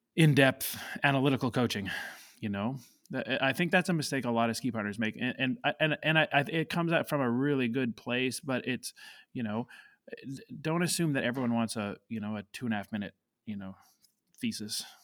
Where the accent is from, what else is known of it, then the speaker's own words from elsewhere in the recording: Canada; moved away as an adult; I grew up in Canada